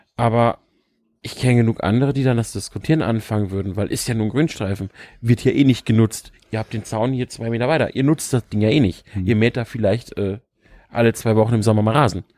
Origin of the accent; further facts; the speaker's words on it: Lower Saxony, Germany; ich komme aus Niedersachsen. Du weißt selber, wie flach das da alles ist teilweise.